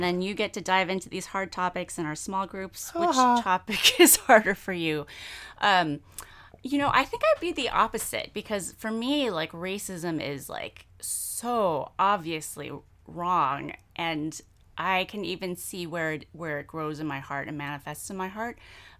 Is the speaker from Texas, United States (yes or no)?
yes; San Antonio, Texas, United States; I grew up in San Antonio. Hispanics are actually majority culture in San Antonio, but right. But I was the only Asian kid in my entire high school experience up until when I was a senior.